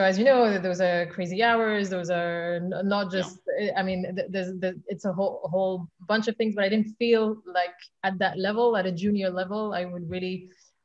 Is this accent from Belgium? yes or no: yes; Flanders, Belgium; English is a second language; moved away as an adult; now in London, United Kingdom; So I moved to London actually when I was 18. I'm from Belgium originally. So I was speaking Flemish on a daily basis